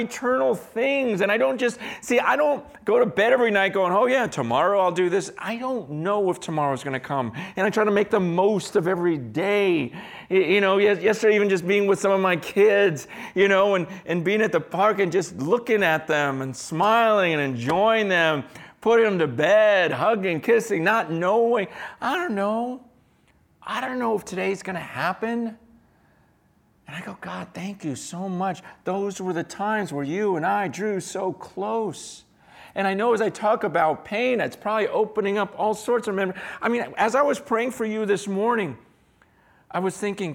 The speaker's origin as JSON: {"language": "English", "town": "San Francisco", "region": "California", "country": "United States", "tie": "born or raised there", "said": "I was born here in San Francisco. I was born in Chinatown at the hospital in Chinatown."}